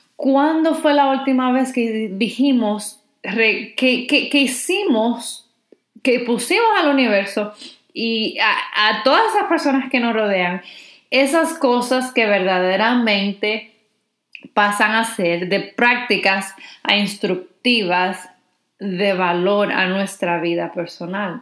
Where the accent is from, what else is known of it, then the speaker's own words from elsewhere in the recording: Dominican Republic; si eres dominicana como yo